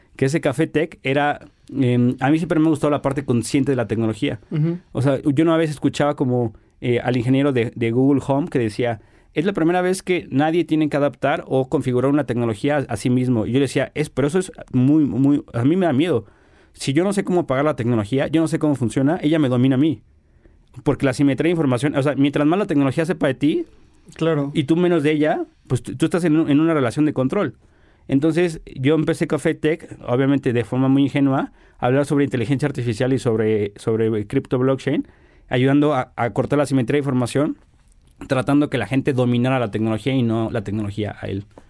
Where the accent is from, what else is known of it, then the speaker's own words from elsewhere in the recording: Mexico; como buen mexicano